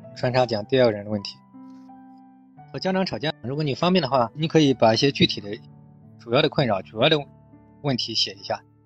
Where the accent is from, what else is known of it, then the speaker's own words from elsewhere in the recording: China; 我们中国人嘛，就是这样，一个心理咨询也比较落后